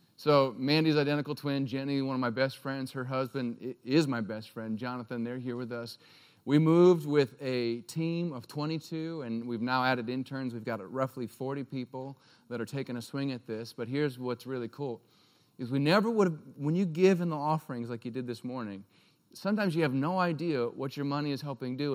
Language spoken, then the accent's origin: English; Alaska, United States; moved away as an adult; also born or lived in Durango, Colorado; I'm from Alaska